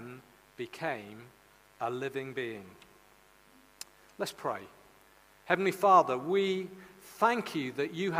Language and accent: English; Caerleon, Wales, United Kingdom; also born or lived in Pengam, near Bargoed; I was born in the Lydia Bynum Maternity Hospital in Caerleon.